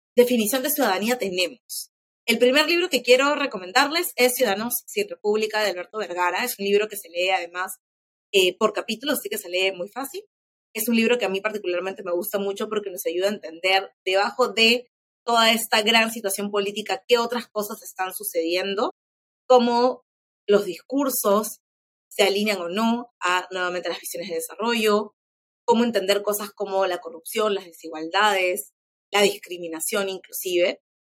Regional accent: Peru; quiénes somos como peruanos

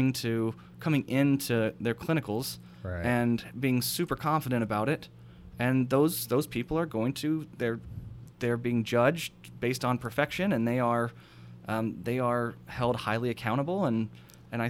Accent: United States; I'm a weirdo from America

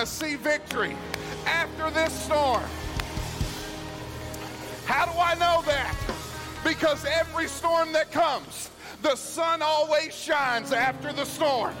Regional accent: Arkansas, United States; moved away; I grew up in Arkansas.

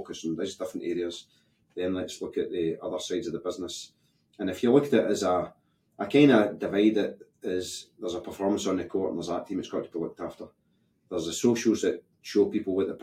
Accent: Scotland, United Kingdom; we are Scottish.

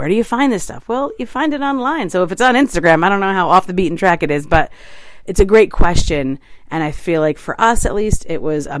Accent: New York City, New York, United States; as a New Yorker

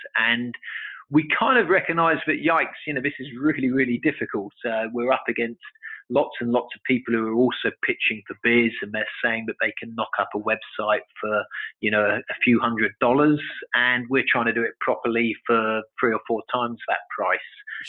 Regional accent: London, United Kingdom; Okay, well, I was born in London.

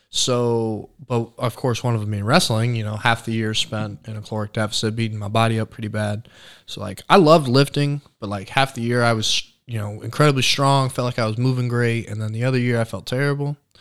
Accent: Franklin, Indiana, United States; born south of Indianapolis, Franklin community. Grew up, born and raised there.

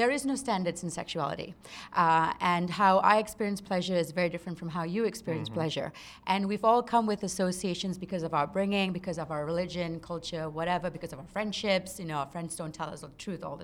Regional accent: Singapore; moved away; I grew up in Singapore, and I grew up in a Malay Muslim household

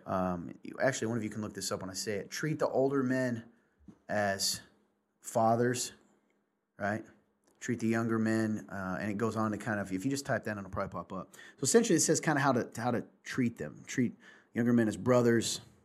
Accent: the South, United States; I'm a Southerner

